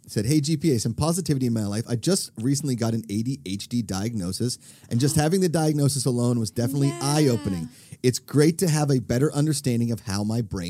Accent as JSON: {"language": "English", "region": "East Coast", "country": "United States", "tie": "born or raised there", "said": "growing up on the East Coast"}